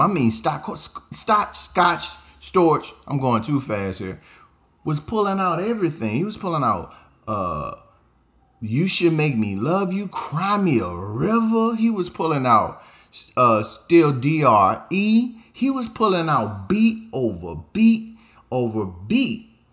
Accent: the South, United States; I'm from the South.

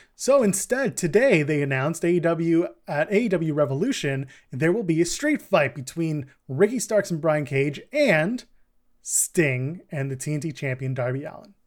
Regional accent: Canada; We're Canadian.

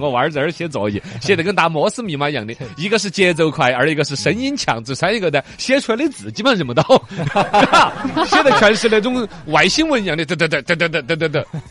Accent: Xinjiang, China; 我们新疆这边

